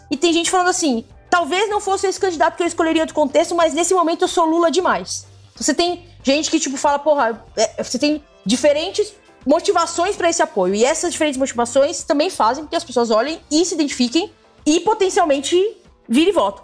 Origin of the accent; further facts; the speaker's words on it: ABC Paulista, São Paulo, Brazil; eu que sou da ABC